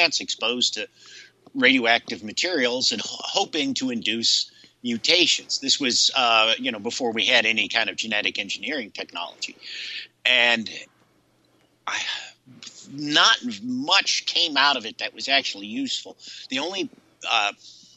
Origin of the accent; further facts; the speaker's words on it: Ohio, United States; I grew up in Ohio